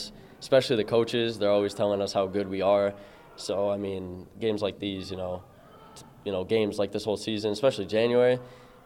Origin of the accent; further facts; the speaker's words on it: Lake Orion, Michigan, United States; I've been here my whole life, so Lake Orion is kind of like my hometown.